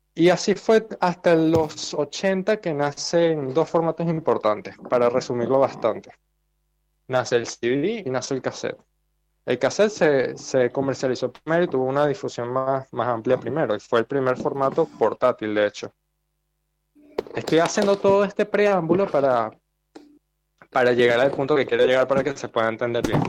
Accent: Venezuela; moved away as an adult; now in Argentina; En Venezuela tenía vinilos, pero los regalé porque me venía a Argentina

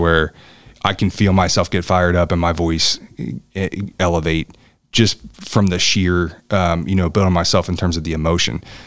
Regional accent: Newport, Kentucky, United States; I grew up in, in, in Newport. I grew up in Campbell County

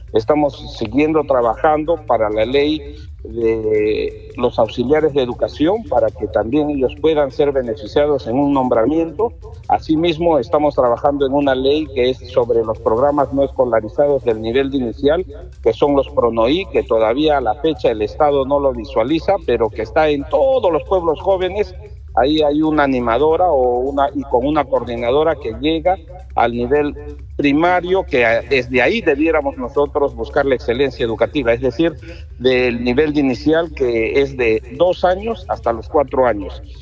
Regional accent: Peru

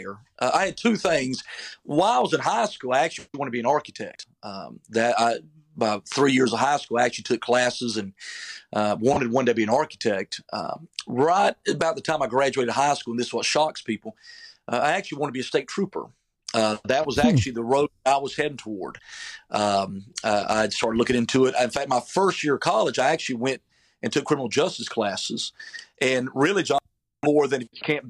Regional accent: Falcon, North Carolina, United States; moved away as an adult; also born or lived in Georgia / Oklahoma; I'm originally from North Carolina, a big metropolitan city called Falcon, North Carolina

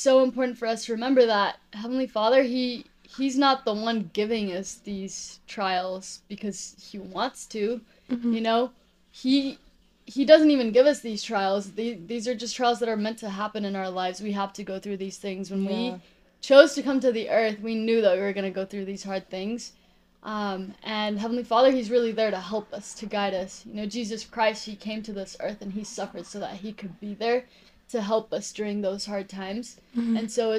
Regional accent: Brazil; now in Utah, United States; I'm originally from Brazil, and I kind of grew up moving around my whole life and made my way to Utah.

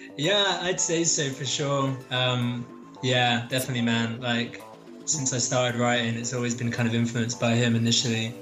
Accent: London, United Kingdom; moved away as an adult; now in Sheffield, United Kingdom; I'm I'm based in Sheffield. I'm actually from South London.

